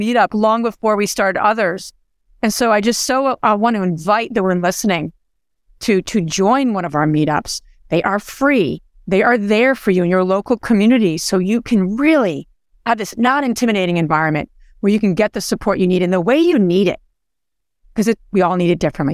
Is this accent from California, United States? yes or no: no; New Jersey, United States; I'm from Jersey